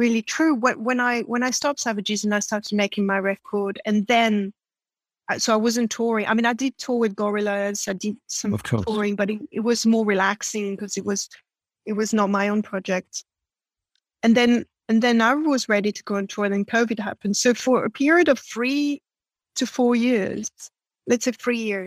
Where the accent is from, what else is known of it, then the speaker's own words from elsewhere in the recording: France; first language French; English is a second language; moved away as an adult; I'm born and raised in France